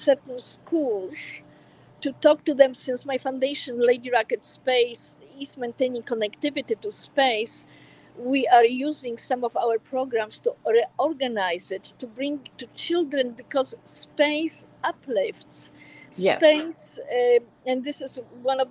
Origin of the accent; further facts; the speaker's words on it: Warsaw, Masovian Voivodeship, Poland; also born or lived in California; now in United States; I am a proud American, but I was born in Warsaw, Poland, and I am very proud Polish forever